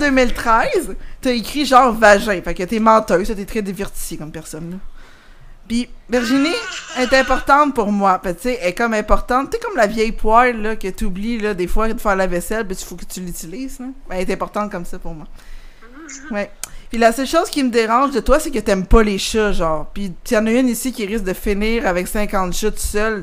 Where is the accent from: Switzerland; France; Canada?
Canada; Longueuil, Quebec; j'ai grandi à Longueuil